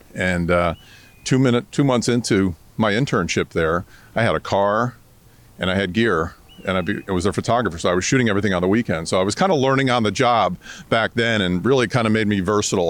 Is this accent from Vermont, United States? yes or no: yes; Vermont, United States; moved away as an adult; now in Tampa, United States; I grew up in Vermont